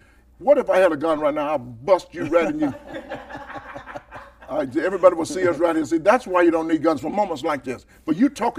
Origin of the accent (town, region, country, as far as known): Georgia, United States; moved away as an adult; also born or lived in Akron, Ohio